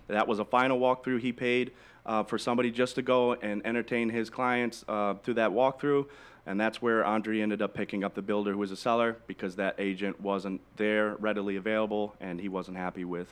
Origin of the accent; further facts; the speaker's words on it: Michigan, United States; now in Naples, United States; I'm I'm originally from Michigan too